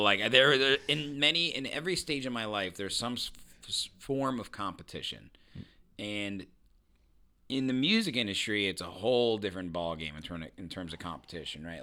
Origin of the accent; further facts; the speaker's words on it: Indiana, United States; I'm from Indiana.